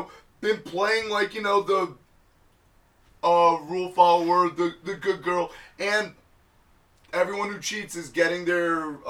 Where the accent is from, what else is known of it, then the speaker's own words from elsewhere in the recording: New York City, New York, United States; I was born in Queens.